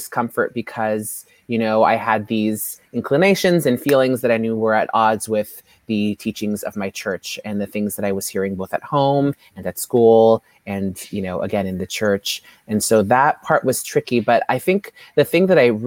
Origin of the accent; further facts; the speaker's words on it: San Francisco, California, United States; I grew up here in San Francisco, and my parents are from Ethiopia